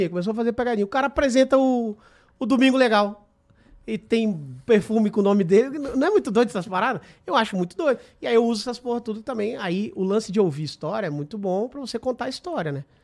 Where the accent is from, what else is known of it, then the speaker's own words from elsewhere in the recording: Espírito Santo, Brazil; sou capixaba.